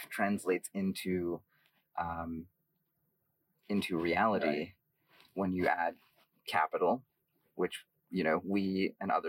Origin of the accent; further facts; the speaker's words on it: San Francisco Bay Area, California, United States; growing up in San Francisco Bay Area